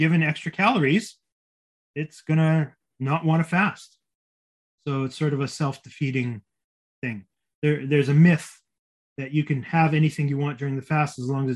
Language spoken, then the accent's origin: English; Winnipeg, Manitoba, Canada; moved away; flying back to my hometown of Winnipeg, which is only a 2.5 hour flight